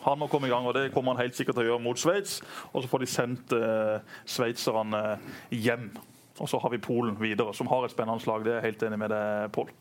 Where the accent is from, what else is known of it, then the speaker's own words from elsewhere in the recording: Norway; jeg er jo norsk